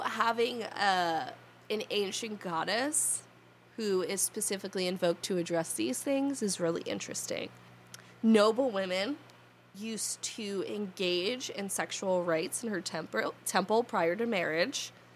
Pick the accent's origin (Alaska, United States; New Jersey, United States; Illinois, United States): New Jersey, United States; I was born here. I'll probably die here. And this is how my accent sounds.